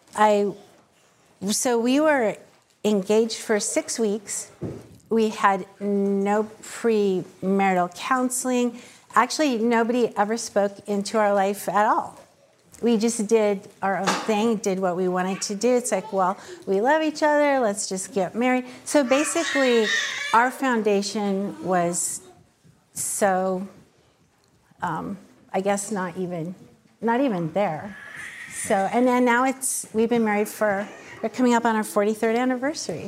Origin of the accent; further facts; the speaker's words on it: Wapato, Washington, United States; I was raised in Wapato, which is about an hour south of Yakima on the Indian reservation there